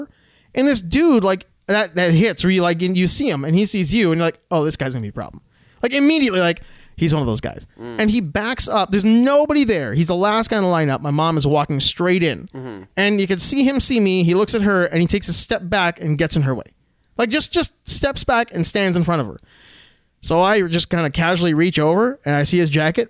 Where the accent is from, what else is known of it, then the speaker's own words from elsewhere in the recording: Alberta, Canada; when we were kids growing up in Alberta